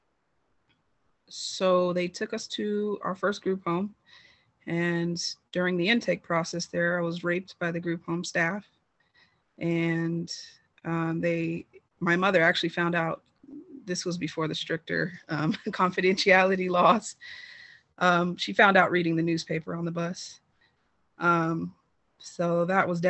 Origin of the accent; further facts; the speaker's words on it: California, United States; I am from California, so I was in foster care in California